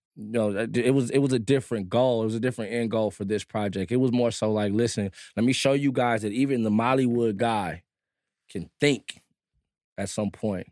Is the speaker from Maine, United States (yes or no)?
no; Compton, California, United States; also born or lived in Germany; I'm from Compton